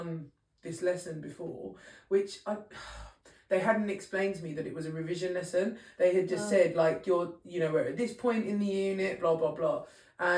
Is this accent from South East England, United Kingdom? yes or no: no; London, United Kingdom; I was born and bred in East London